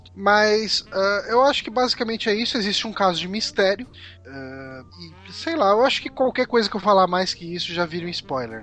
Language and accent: Portuguese; São Paulo, Brazil; accent: Zona Leste de São Paulo; eu tento fugir desse sotaque do, da Zona Leste de São Paulo